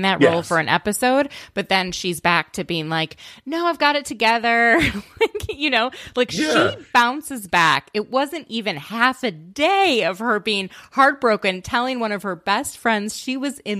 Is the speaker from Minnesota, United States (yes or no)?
yes; Minnesota, United States; as a Minnesotan